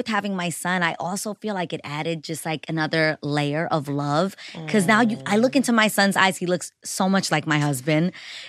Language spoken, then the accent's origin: English; New York City, New York, United States; I grew up in New York City. I am a Lower East Side LES girl for life.